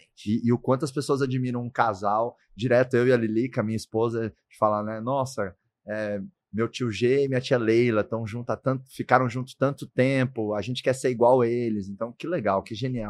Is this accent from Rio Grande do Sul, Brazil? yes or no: no; Goiás, Brazil; lá no Goiás, onde eu nasci